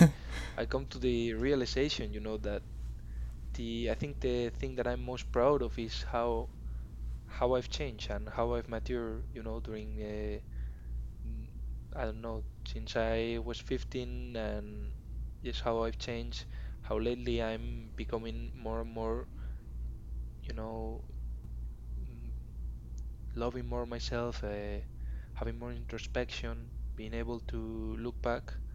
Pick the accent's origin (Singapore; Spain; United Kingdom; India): Spain; Madrid, Community of Madrid; English is a second language; I am from Madrid in Spain